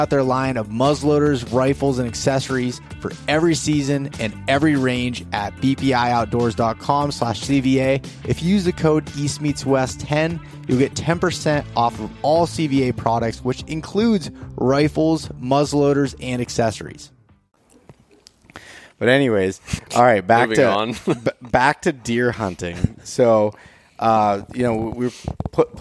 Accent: Pennsylvania, United States

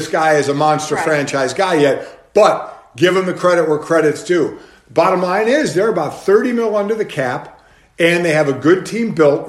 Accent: Cleveland, Ohio, United States; Yeah, my hometown, man. Let me tell you, the way I grew up there

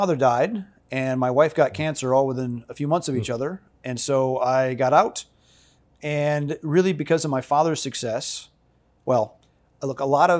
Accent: Holland, Michigan, United States; born there; I was born in Holland, Michigan, to a mom and dad and three older sisters.

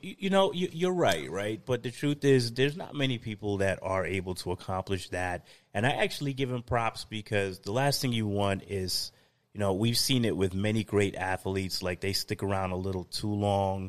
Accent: New York, United States; moved away; ex-New Yorker, in the heart, I'm always a New Yorker. Go Brooklyn

